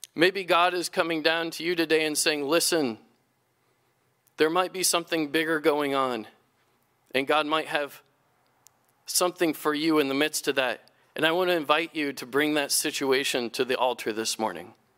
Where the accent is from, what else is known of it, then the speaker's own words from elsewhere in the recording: United States; our own history as American Christians and Free Methodists